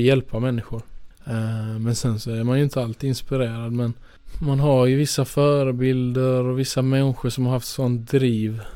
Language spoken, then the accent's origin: Swedish; Skåne, Sweden; moved away as an adult; jag är ju från Skåne från början